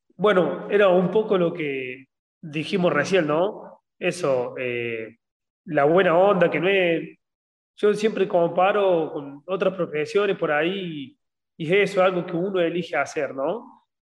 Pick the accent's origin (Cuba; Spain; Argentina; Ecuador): Argentina; en un país como Argentina, que somos muy tercer mundo